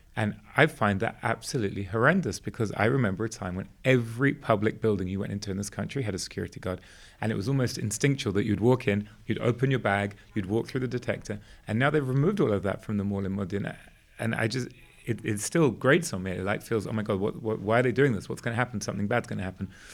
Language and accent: English; England, United Kingdom; moved away; also born or lived in Israel; growing up in England